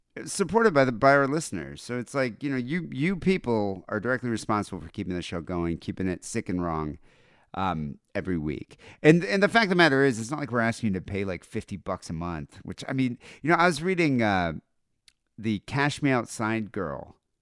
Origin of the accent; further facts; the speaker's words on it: United States; as an American